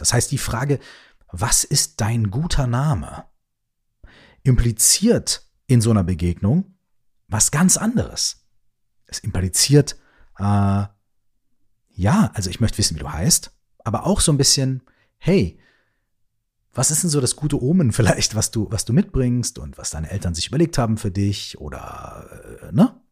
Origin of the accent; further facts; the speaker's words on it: Germany; bei uns in Deutschland